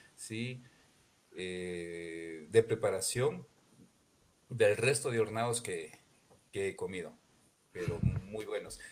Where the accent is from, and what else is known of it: Ecuador; now in Loja, Ecuador